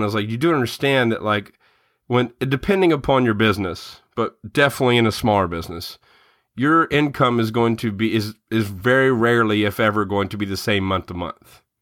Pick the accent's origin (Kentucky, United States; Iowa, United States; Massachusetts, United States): Kentucky, United States; Murray; now in Louisville, United States; I grew up in Murray, where Murray State is